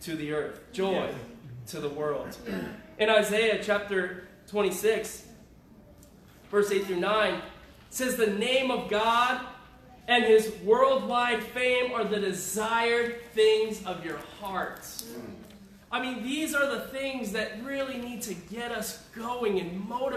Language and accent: English; Syracuse, New York, United States; moved away; also born or lived in Riverside, California; I grew up in Syracuse.